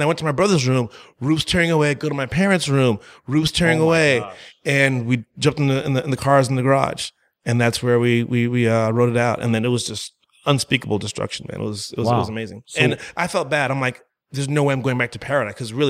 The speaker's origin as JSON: {"language": "English", "town": "St. Croix", "country": "U.S. Virgin Islands", "tie": "born there", "said": "Well, I was born in the Virgin Islands in St. Croix, right? Literally, I just kind of just popped out, was passing through for real. My parents, my entire family's from Jamaica, right?"}